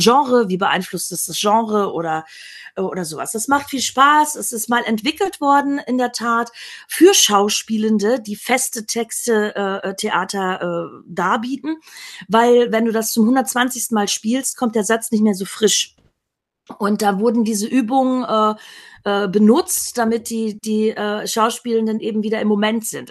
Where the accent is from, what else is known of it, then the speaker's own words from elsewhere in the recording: Emsland, Lower Saxony, Germany; Ich bin im Emsland aufgewachsen in Norddeutschland